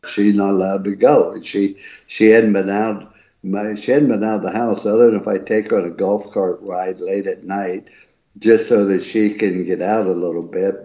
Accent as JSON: {"language": "English", "town": "East Liverpool", "region": "Ohio", "country": "United States", "tie": "born or raised there", "said": "I was raised in East Liverpool, Ohio."}